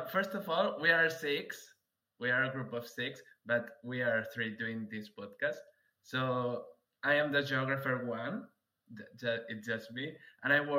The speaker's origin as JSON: {"language": "English", "region": "Catalonia", "country": "Spain", "second_language": "English", "said": "we are from Catalonia, we are from Spain"}